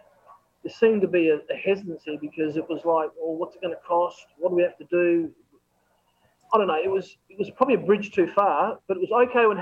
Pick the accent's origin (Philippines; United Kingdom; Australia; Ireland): Australia; I'm from Australia